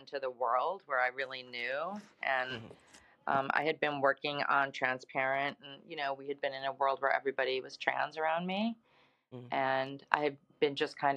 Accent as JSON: {"language": "English", "town": "Chicago", "region": "Illinois", "country": "United States", "tie": "born or raised there", "also_born_or_lived": "West Coast", "moved": "as an adult", "lives_now": "Provincetown, United States", "said": "I am from Chicago"}